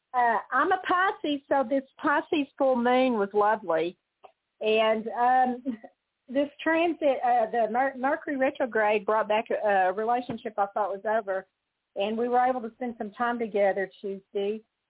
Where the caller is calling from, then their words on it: Amarillo, Texas, United States; This is … from Texas.